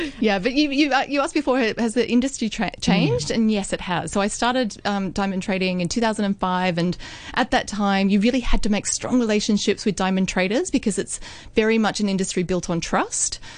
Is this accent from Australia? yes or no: yes; Australia; moved away as an adult; also born or lived in Hong Kong; a naive twenty six year old Australian girl just arrived on the shores of Hong Kong.